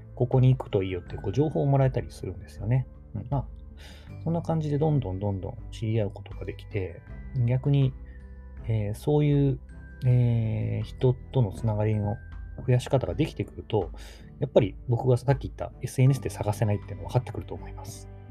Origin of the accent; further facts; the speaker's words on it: Takamatsu, Kagawa, Japan; moved away; also born or lived in Tokyo; 地元の香川県高松市を離れていました